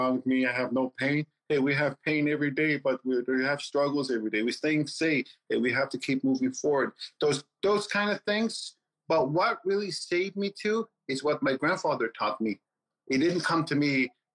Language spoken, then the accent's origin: English; Newfoundland and Labrador, Canada; English is a second language; moved away as an adult; now in Quebec City, Canada; I'm Innu, and I grew up in Labrador all my life